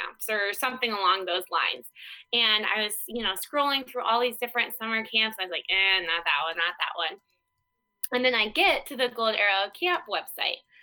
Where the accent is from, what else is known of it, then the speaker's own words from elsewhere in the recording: Iowa, United States; small town Iowa girl ended up in California on the lake